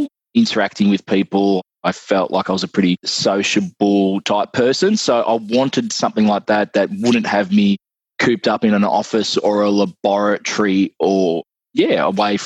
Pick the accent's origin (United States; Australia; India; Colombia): Australia; Irymple, Victoria; I grew up in a little town called Irimpul, which is just outside Mildura. It's on the border of Victoria, New South Wales.